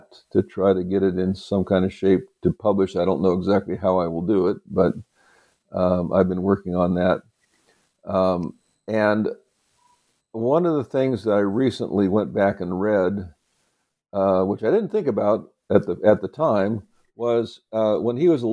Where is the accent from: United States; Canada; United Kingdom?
United States; Oregon; moved away; I'm originally from Oregon, from the state of Oregon